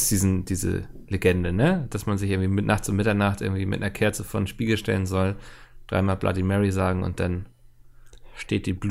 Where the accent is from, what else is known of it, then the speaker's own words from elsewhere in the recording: Bautzen, Saxony, Germany; oh Mann, der arme Bautzner, ich komme selbst aus Bautzen.